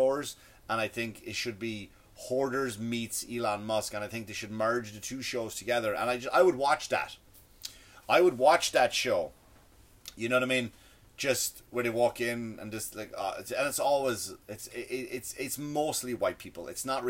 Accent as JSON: {"language": "English", "country": "Ireland", "accent": "Irish", "said": "my Irish accent, like tree, we say tree"}